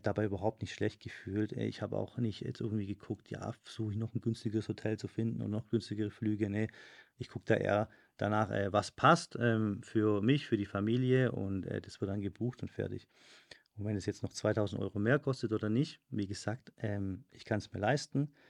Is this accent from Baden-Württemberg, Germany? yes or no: yes; Stuttgart, Baden-Württemberg, Germany; now in Madrid, Spain; in Stuttgart, da wo ich herkomme